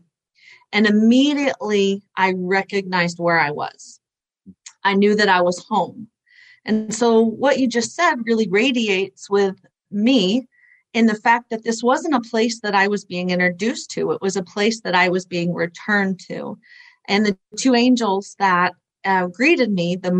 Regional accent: Oklahoma, United States; I was raised in Bible Belt of Oklahoma

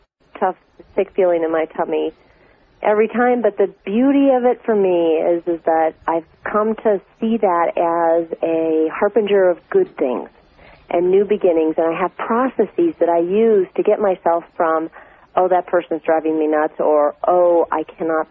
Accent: Minnesota, United States; I was raised in Minnesota

